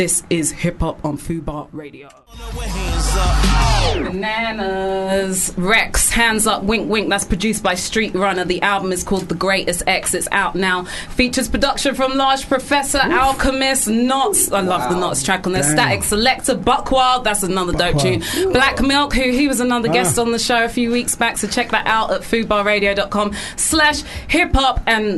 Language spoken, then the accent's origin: English; London, United Kingdom; After shutting me down, telling me I'm actually from South London.